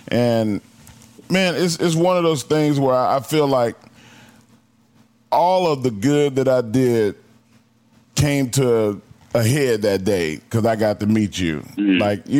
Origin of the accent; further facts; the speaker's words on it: Silsbee, Texas, United States; I'm from Silsby.